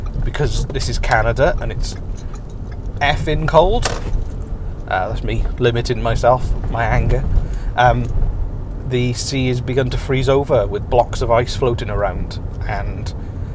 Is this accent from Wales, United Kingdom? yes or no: yes; Wales, United Kingdom; moved away; I'm Welsh.